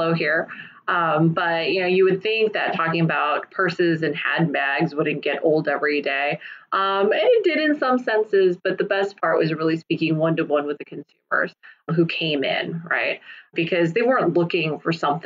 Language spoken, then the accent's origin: English; Kansas, United States; I'm first generation Taiwanese. So when my parents came over in the late 70s, I was born here. I was born in Kansas